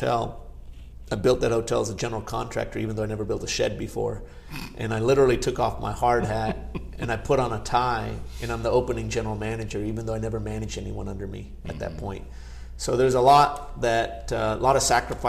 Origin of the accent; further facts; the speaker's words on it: Chattanooga, Tennessee, United States; first language Gujarati; English is a second language; also born or lived in Bardoli, Gujarat, India / California; there was an opportunity to build, develop, manage a hotel in Chattanooga, Tennessee, my hometown area